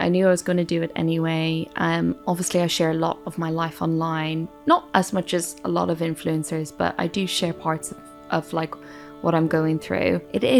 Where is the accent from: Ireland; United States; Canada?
Ireland; now in London, United Kingdom; I grew up in Ireland, but now live in London.